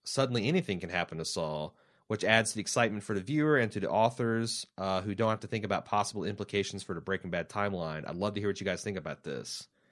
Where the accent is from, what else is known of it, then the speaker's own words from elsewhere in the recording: Indiana, United States; I'm from Indiana